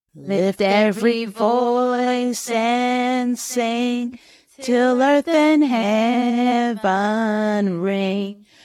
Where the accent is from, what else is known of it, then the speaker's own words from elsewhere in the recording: New York, United States; Growing up in New York, we used to sing the Black National anthem at the start of every assembly